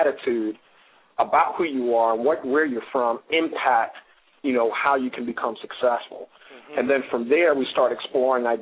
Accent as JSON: {"language": "English", "town": "New York City", "region": "New York", "country": "United States", "tie": "born or raised there", "moved": "as an adult", "lives_now": "Baltimore, United States", "said": "it was my mom and I in the South Bronx until my mom remarried."}